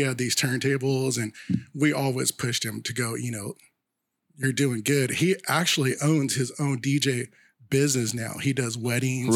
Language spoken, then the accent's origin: English; Sacramento, California, United States; we grew up in North Sacramento